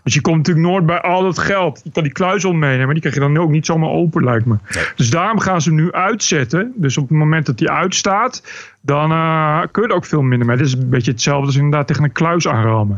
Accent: Bennekom, Gelderland, Netherlands; also born or lived in Amsterdam; now in Canary Islands, Spain; ik kom uit Bennekom van de Veluwe

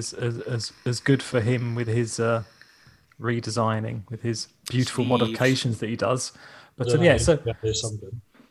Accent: England, United Kingdom; I'm English

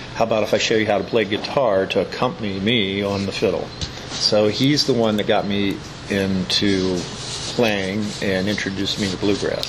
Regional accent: Hagerstown, Maryland, United States; I grew up in Hagerstown, and um, um, basically, I've lived here all my life

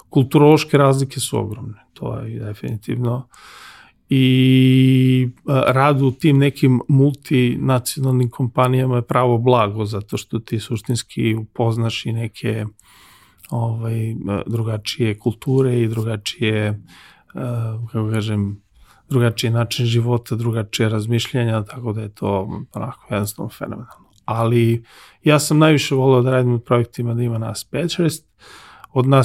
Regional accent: Serbia; ja sam konsultant koji je Srbin

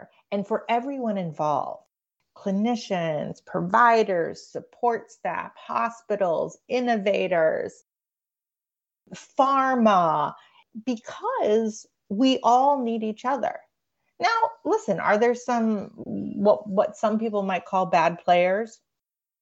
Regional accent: Canada; now in United States; I grew up in Canada

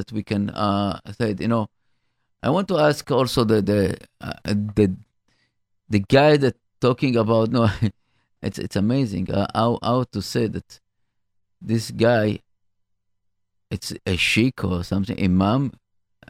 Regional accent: Israel; now in United States; I'm as Israeli American

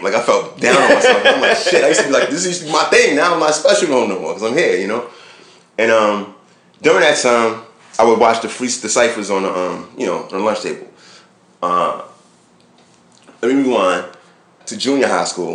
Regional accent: Brooklyn, New York, United States; also born or lived in California; in my neighborhood where I grew up in Brooklyn in the 80s

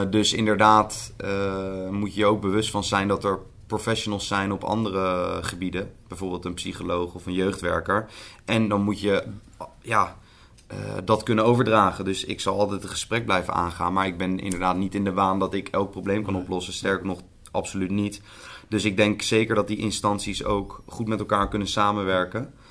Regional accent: The Hague, South Holland, Netherlands; Ik kom zelf uit Den Haag. Ik geef les in Amsterdam.

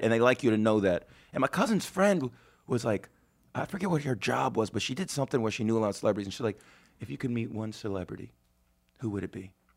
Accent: Las Vegas, Nevada, United States; now in New York, United States; in sleazy Vegas, my hometown

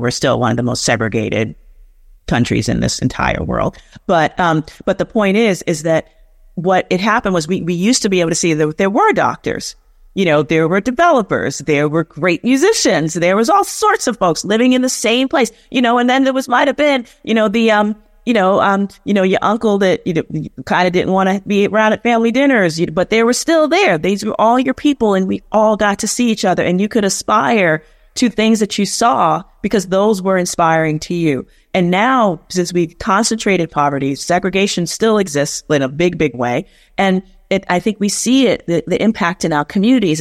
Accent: New York City, New York, United States; I'm from the South, South Bronx, so South Bronx all day

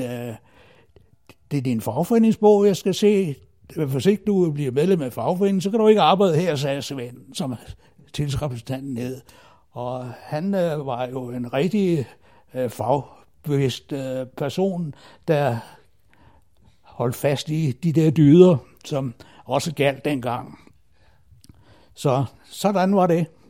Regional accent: Himmerland, North Denmark Region, Denmark; moved away as an adult; also born or lived in Aarhus; now in Zealand, Denmark; jeg kommer fra Himmerlandsområdet, der jeg boede i første år af mit liv, til jeg flyttede til øh, Ja, det blev først til Aarhus

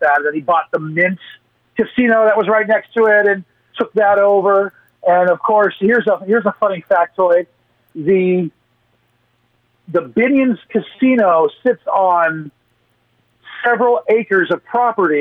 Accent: Portland, Oregon, United States; now in Las Vegas, United States; my hometown of Portland

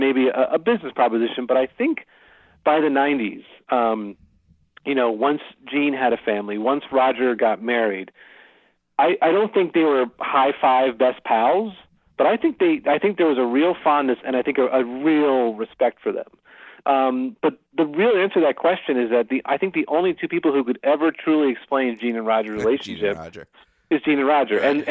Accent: Philadelphia, Pennsylvania, United States; I grew up in Philadelphia

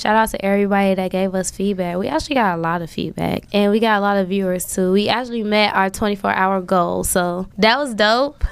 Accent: Chicago, Illinois, United States; I'm from Chicago

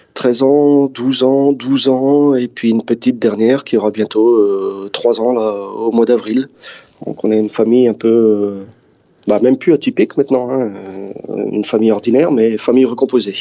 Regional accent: Dunkirk, Hauts-de-France, France; moved away; J'ai grandi à Dunkerque, ouais. J'ai toujours un, pied là-bas, parce que euh, bah, j'y suis né et puis ça reste ma ville.

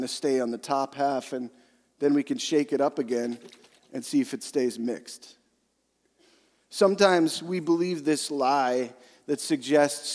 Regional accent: Western Canada, Canada; I'm from Western Canada.

